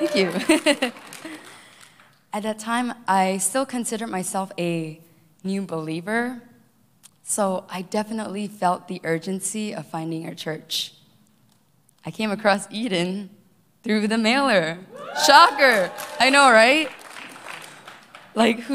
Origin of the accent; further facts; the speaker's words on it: Malaysia; moved away as an adult; also born or lived in Cupertino, United States / Hawaii, United States; now in United States; I was born and raised in Malaysia, moved all the way here to the U.S.